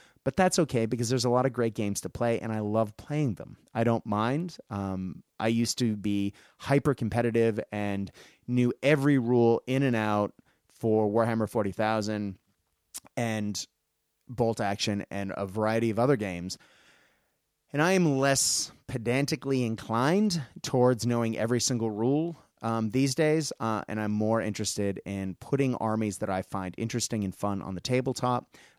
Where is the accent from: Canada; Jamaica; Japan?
Japan; when I grew up in Japan, Gundam was everything, you know, everywhere, and there isn't a Gundam game.